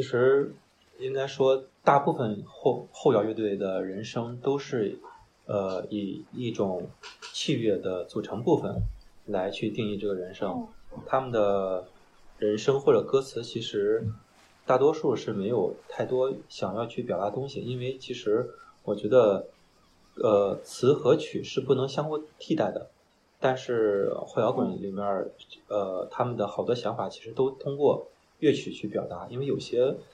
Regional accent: Qingdao, Shandong, China; 我是青岛本地人

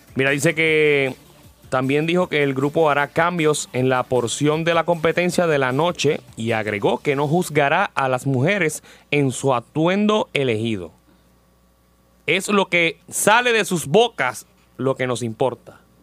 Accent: Puerto Rico; soy de Puerto Rico

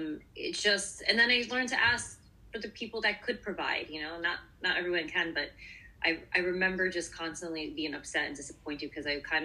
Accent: Brooklyn, New York, United States; And I'm from Brooklyn, you know

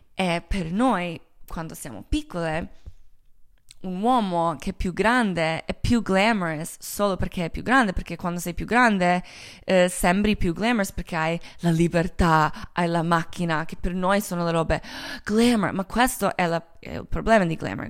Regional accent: Croatia; Italian is a second language; moved away; also born or lived in Milan / Los Angeles; Io sono croata

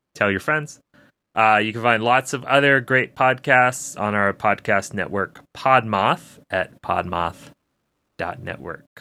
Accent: United States; as American viewers

